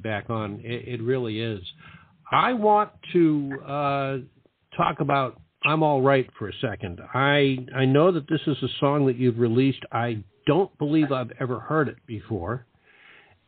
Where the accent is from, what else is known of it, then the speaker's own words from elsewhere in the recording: Boston, Massachusetts, United States; I remember as a kid growing up in the Boston area in the late 50s